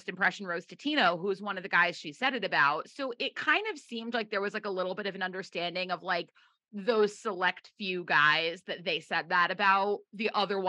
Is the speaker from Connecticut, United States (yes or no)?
yes; Brookfield, Connecticut, United States; born or raised there